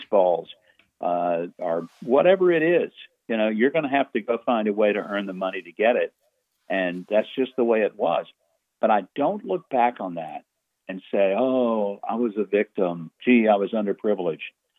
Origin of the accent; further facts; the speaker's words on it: Hope, Arkansas, United States; Great place to grow up, though. I honestly look back and think it was like growing up in Mayberry